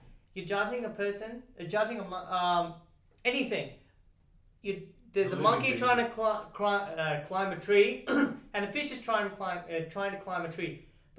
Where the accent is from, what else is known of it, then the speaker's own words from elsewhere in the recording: Pakistan; Sorry, dude, I'm Pakistani. I can't pronounce anything. I sound half American, half Australian. Then the Pakistani in me comes out.